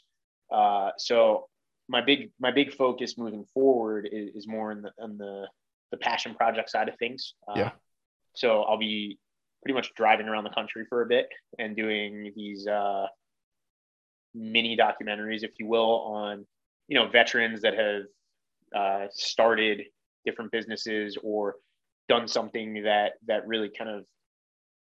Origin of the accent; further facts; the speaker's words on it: Philadelphia, Pennsylvania, United States; I grew up in Philly